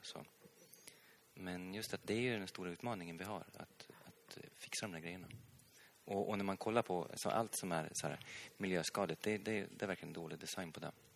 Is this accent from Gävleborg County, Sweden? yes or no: yes; Hälsingland, Gävleborg County, Sweden; also born or lived in Stockholm; jag kommer själv från, från Hälsingland